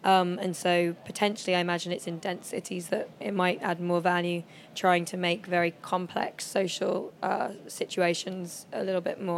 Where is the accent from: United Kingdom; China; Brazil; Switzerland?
United Kingdom; London; also born or lived in New York; I grew up in London